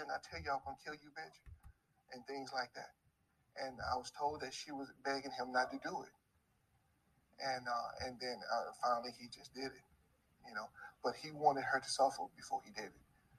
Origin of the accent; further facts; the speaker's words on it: the South, United States; I'm from the South